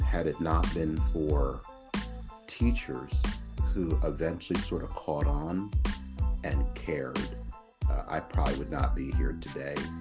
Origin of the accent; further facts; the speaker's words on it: Philadelphia, Pennsylvania, United States; moved away as an adult; also born or lived in Providence, Rhode Island / New England / Pacific Northwest; I grew up in Philadelphia and spent 17, 18 years of my life there in Philadelphia